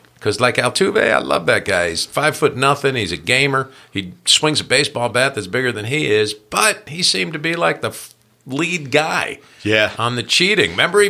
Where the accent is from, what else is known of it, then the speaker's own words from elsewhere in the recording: New Jersey, United States; I grew up in North Jersey